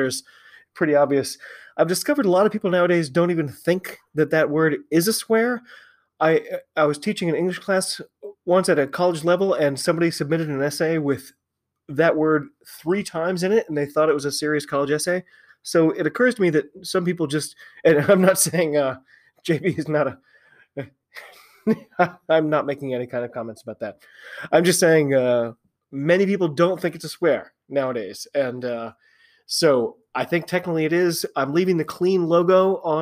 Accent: United States; I'm an American rugby fan

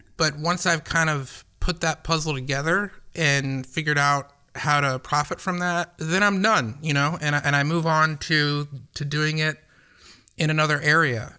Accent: Atlanta, Georgia, United States; I didn't grow up in a small town. I grew up in Atlanta

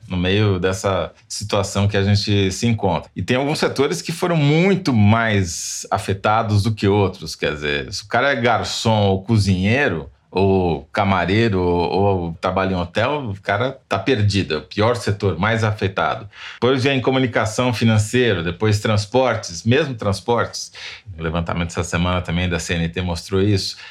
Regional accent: Matão, São Paulo, Brazil; eu sou da Grande Matão

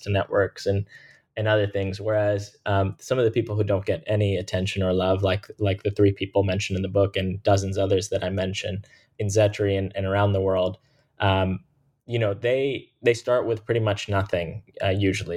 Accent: Jacksonville, Florida, United States; the place that they eventually settled in and where I was born and raised, and they've lived for the last, um, you know, thirty-five plus years, which is Jacksonville, Florida

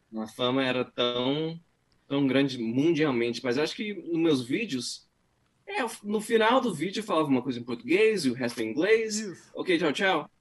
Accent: Brazil; now in United States; eu achei que todo mundo sabia que eu era brasileiro

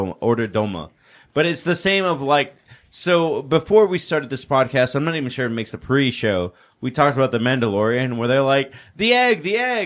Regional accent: Eagle Pass, Texas, United States; So growing up in Eagle Pass, like, I didn't know what feta cheese was.

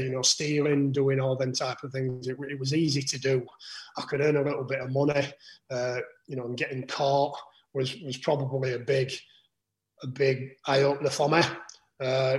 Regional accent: Huddersfield, Yorkshire and the Humber, United Kingdom; So I'm from Huddersfield, living in Huddersfield, working in Huddersfield.

